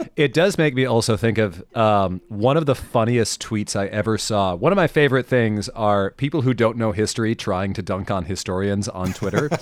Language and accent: English; Mid-Atlantic, United States; I grew up in the Mid-Atlantic. Um, I grew up, like, ten minutes from, um, Washington's headquarters